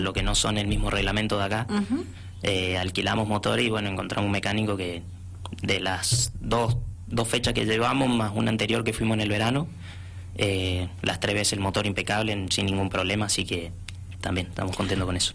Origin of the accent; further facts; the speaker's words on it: San Rafael, Mendoza, Argentina; Soy el único mendocino que, está viajando a, este campeonato